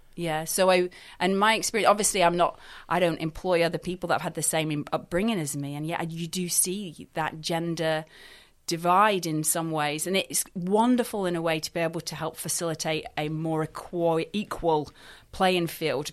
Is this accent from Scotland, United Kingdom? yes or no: yes; Scotland, United Kingdom; now in Dorset, United Kingdom; I'm not actually from Dorset. I'm from Scotland